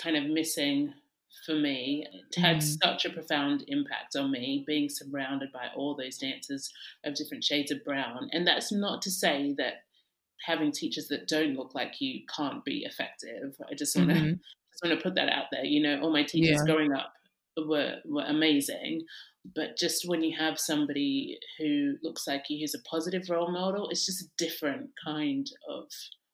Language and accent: English; Australia; I grew up in Australia.